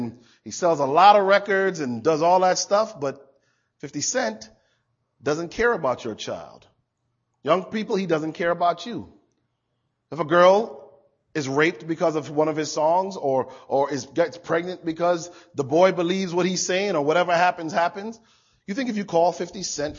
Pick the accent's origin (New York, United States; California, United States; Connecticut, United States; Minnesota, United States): Connecticut, United States; Hartford; I grew up outside of Hartford, Connecticut.